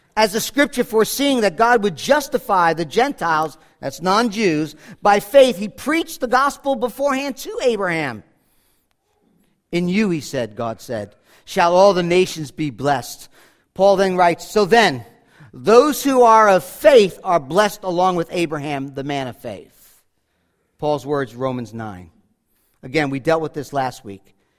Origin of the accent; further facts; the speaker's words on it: Rockland County, New York, United States; growing up in Rockland County